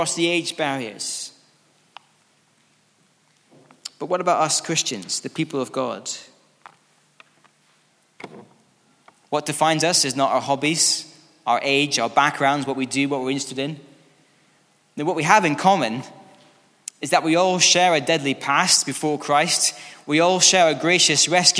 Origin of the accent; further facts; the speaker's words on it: Scotland, United Kingdom; now in England, United Kingdom; I'm from Scotland